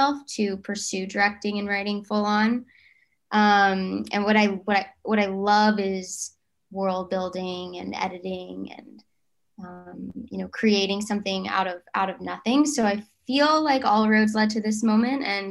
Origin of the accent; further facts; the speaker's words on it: Fort Worth, Texas, United States; I still stayed at my school, and I'm from Fort Worth, Texas